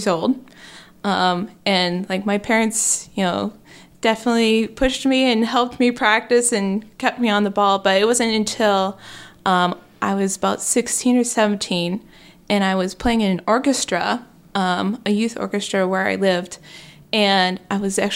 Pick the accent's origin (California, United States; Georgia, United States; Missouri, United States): Georgia, United States; Athens; moved away as an adult; now in Indiana, United States; born and raised in Georgia